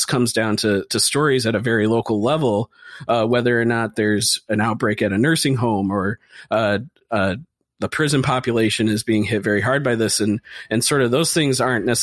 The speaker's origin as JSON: {"language": "English", "region": "Michigan", "country": "United States", "tie": "born or raised there", "said": "in Michigan, that's my home state"}